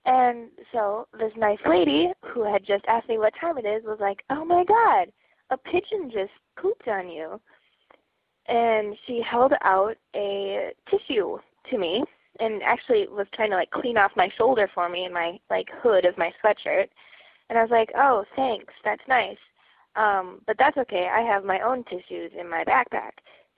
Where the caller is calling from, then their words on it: Minneapolis, Minnesota, United States